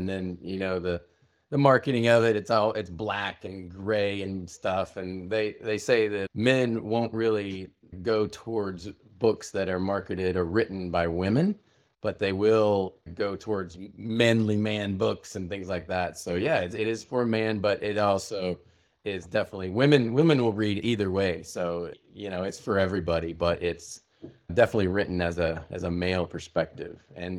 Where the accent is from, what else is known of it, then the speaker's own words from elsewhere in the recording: Midwest, United States; started so young with family growing up in the Midwest, Puritan work ethic, farmers coming, you know, land run, Oklahoma.